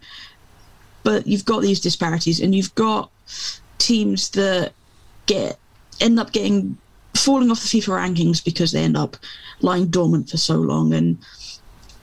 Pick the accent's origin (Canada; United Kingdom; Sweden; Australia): United Kingdom; England; I'm English, you know, and I've grown up through the club game being king